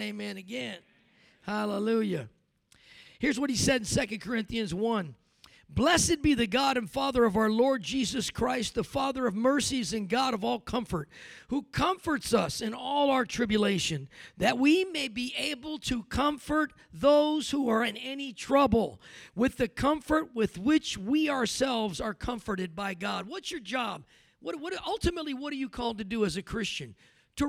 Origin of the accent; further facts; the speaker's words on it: California, United States; now in Denver, United States; I grew up in California